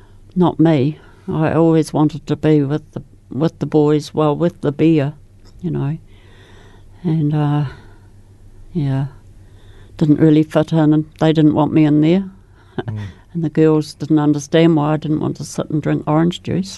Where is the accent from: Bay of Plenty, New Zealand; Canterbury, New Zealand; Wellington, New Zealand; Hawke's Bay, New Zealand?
Canterbury, New Zealand; Christchurch; born there; I was born in Christchurch, the oldest of six children.